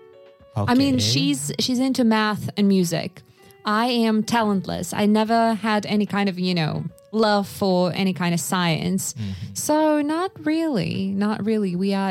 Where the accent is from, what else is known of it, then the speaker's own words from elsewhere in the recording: Sakha Republic, Russia; English is a second language; So I was growing up in Yakutia. So very remote area, incredibly cold. And I was born in 1993.